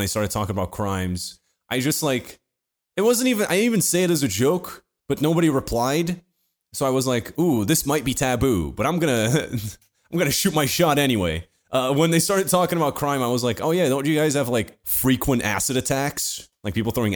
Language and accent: English; Portugal; Portuguese like me